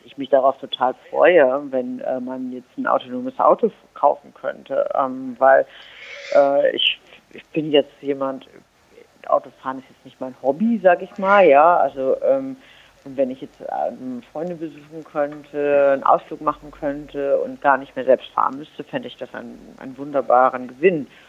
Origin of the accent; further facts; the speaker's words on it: Germany; now in Berlin, Germany; ich bin Berlinerin bin also eine, die, jemand, der wirklich in, sehr urbanen, in einer sehr urbanen Gegend lebt. Ähm, die, ich komme aber aus einem sehr, sehr ländlichen Raum ursprünglich